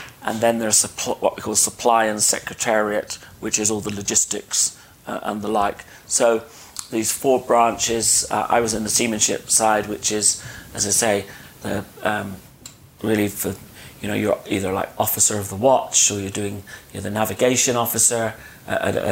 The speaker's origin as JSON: {"language": "English", "country": "United Kingdom", "also_born_or_lived": "Dorset", "said": "I'm from the United Kingdom."}